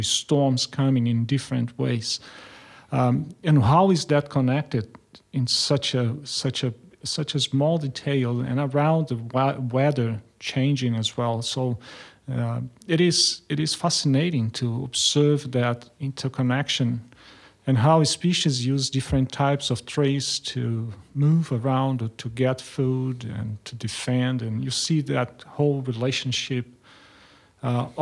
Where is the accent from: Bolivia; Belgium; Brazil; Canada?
Brazil; moved away as an adult; also born or lived in Germany / United States / France; now in Australia; I grew up in Brazil and I studied there.